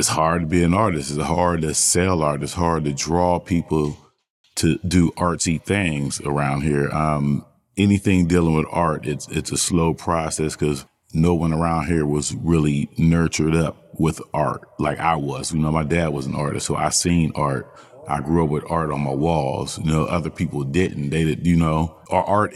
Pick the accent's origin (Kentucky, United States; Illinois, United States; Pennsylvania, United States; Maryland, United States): Pennsylvania, United States; Sewickley; also born or lived in Columbus, Ohio; now in Aliquippa, United States; I'm from Swigley, graduated from Quaker Valley High